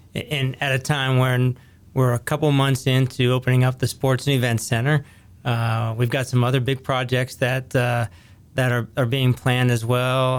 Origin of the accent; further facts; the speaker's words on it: Ohio Valley, northern panhandle of West Virginia, United States; now in Henrico County, Virginia, United States; where I grew up in the Ohio Valley, kinda right here on the eastern side of the state, northern panhandle of West Virginia